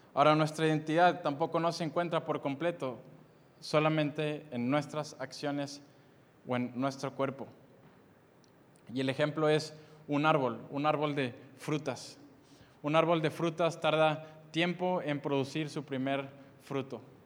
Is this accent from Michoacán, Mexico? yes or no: no; Monterrey, Nuevo León, Mexico; nací en Monterrey, Nuevo León